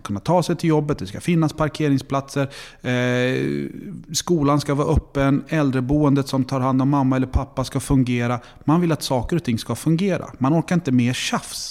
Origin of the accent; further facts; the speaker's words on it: Stockholm, Stockholm County, Sweden; moved away as an adult; now in Linköping, Sweden; jag är en stereotyp stockholmare